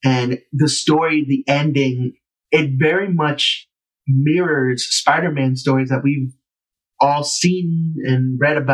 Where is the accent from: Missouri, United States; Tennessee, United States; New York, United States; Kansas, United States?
New York, United States; New York City; I felt like I was saving my hometown. Yeah. I felt like I was saving Harlem